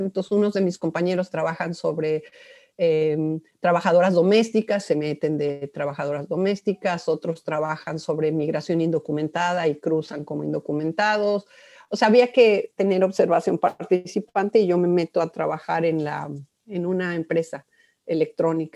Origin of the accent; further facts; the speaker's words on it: Mexico City, Mexico; Yo soy originaria de la Ciudad de México. Em, soy chilanga light.